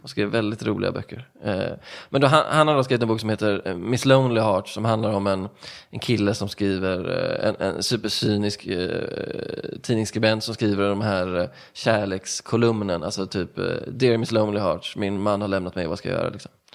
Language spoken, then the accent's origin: Swedish; Stenungsund, Västra Götaland, Sweden; moved away; also born or lived in Ödsmål; jag kommer från, eh, jag brukar säga Stenungsund